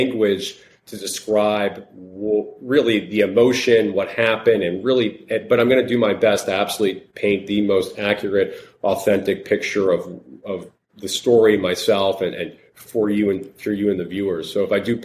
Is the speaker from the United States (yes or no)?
yes; Long Island, New York, United States; moved away as an adult; also born or lived in Connecticut; I grew up in Long Island, New York, finished up school